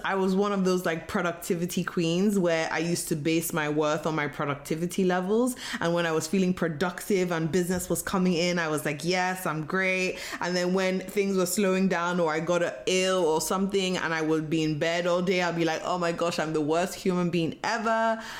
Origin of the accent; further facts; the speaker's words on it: Nigeria; I was born and raised in Nigeria